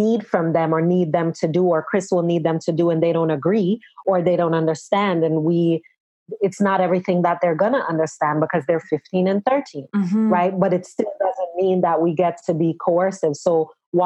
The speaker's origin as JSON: {"language": "English", "country": "Jamaica", "said": "as a Jamaican"}